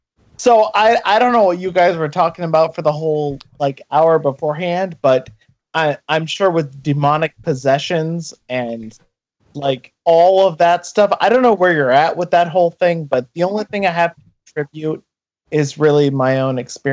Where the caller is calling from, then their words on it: Maine, United States; I'm calling from Maine.